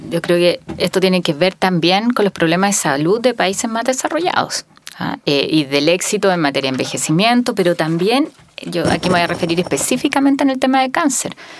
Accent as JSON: {"language": "Spanish", "region": "Magallanes and Chilean Antarctica", "country": "Chile", "said": "Yo que soy de Magallanes"}